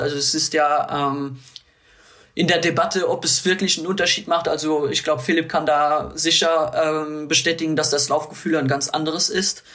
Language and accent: German; Luxembourg; natürlich als Luxemburger